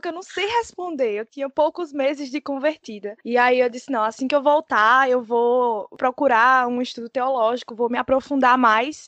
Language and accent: Portuguese; Caruaru, Pernambuco, Brazil; eu sou de Caruaru